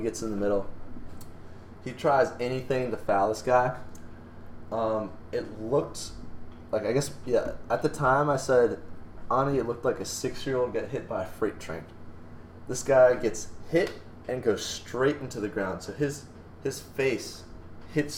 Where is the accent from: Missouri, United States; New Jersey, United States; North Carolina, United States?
North Carolina, United States; Born and raised in North Carolina, that's all you do when you grow up in North Carolina